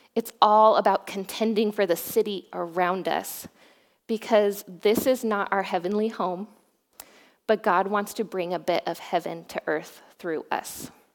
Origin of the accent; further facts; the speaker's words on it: Boise, Idaho, United States; moved away as an adult; also born or lived in Oregon; now in Newberg, United States; I grew up in Boise, Idaho.